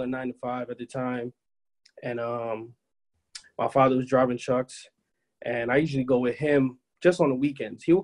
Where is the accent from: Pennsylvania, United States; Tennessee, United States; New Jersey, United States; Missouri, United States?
New Jersey, United States; Plainfield; I was born and raised in Plainfield, New Jersey.